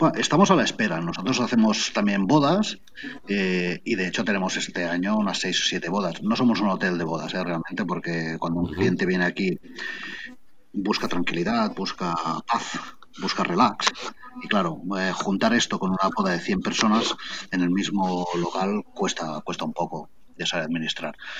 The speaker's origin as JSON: {"language": "Spanish", "town": "Barcelona", "region": "Catalonia", "country": "Spain", "also_born_or_lived": "Camprodon Valley", "moved": "as an adult", "lives_now": "Camprodon, Spain", "said": "porque yo soy de Barcelona, Barcelona ciudad. Hasta ahora, hace cuatro años que he venido a vivir aquí"}